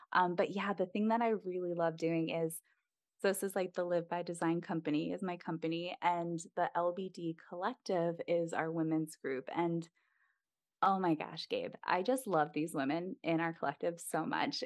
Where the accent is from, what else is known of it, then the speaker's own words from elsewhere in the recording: East Coast, United States; moved away as an adult; also born or lived in Midwest; we're both from the East Coast originally